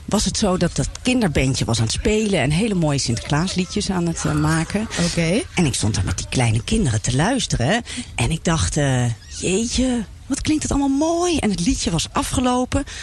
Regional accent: Amsterdam, North Holland, Netherlands; Ik als Amsterdammer vind dit heel gek.

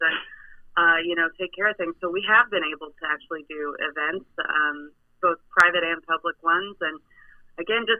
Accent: Texas, United States; now in East Troy, United States; I'm a Texan

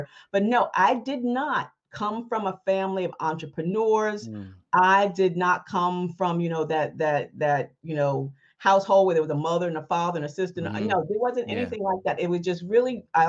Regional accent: New Rochelle, New York, United States; also born or lived in Ohio / Mount Vernon, New York; I was born and raised in Ohio, but I actually grew up in New Rochelle, New York

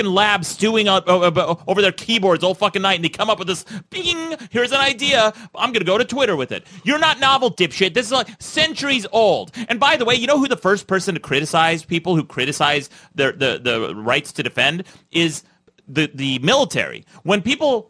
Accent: Utah, United States; I grew up in Utah, very conservative.

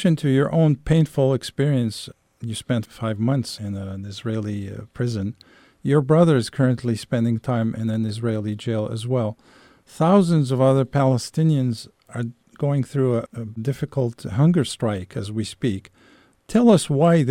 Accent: Algeria; moved away; I'm originally from Algeria

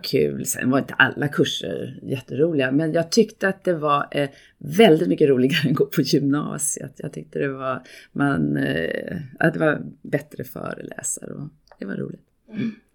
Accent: Gävle, Gävleborg County, Sweden; moved away as an adult; now in Stockholm, Sweden; jag kommer från Gävle, jag är inte här från Stockholm.

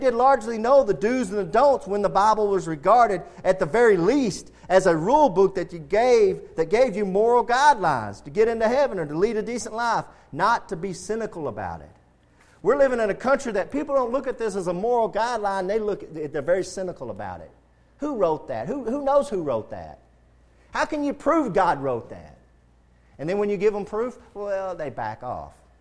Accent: United States; as Americans, as American Christians

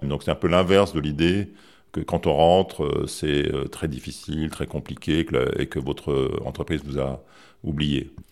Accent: France; moved away as an adult; also born or lived in Japan / Paris

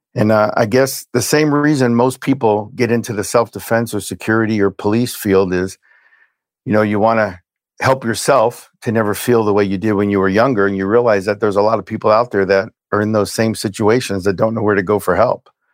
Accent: Hialeah, Florida, United States; also born or lived in Brooklyn, New York; was born in Brooklyn, New York. We moved from Brooklyn to Hialeah, Florida. When I was six

